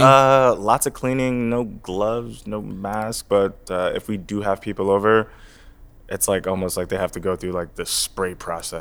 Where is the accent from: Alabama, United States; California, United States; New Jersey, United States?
New Jersey, United States; I'm from New Jersey, but, uh, the background is Trinidadian and Egyptian